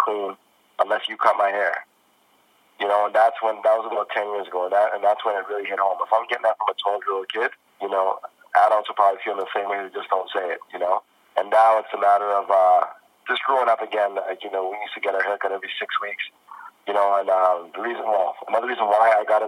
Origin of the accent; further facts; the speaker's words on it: Toronto, Ontario, Canada; I'm born and raised in Toronto.